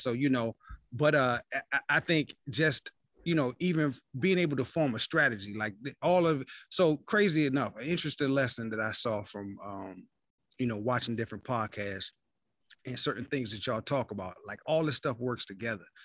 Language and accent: English; Virginia, United States; also born or lived in East Point, Atlanta, Georgia; now in Atlanta, United States; I'm from Virginia, man, but I live in Atlanta, though